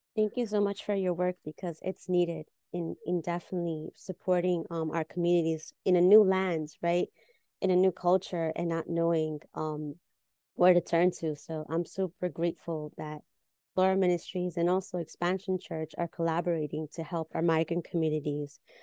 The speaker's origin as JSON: {"language": "English", "country": "Peru", "moved": "yes", "lives_now": "New York City, United States", "said": "we're fellow Peruanas in New York City"}